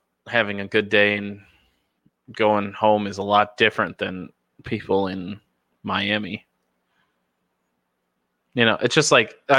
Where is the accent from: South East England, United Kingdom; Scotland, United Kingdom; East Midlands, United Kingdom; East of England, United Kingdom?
Scotland, United Kingdom; Dundee; I grew up in Dundee, and people don't think like that in Dundee.